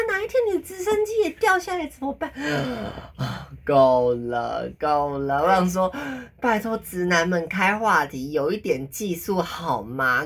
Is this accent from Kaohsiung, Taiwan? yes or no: no; Taipei, Taiwan; 我是台北人呐，我没有去，我没有，我都没有去过别的县市